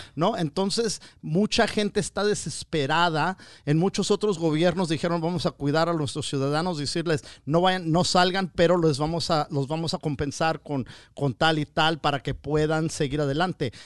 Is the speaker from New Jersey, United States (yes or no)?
no; Wilmington, California, United States; la raza de Wilmington, de donde soy yo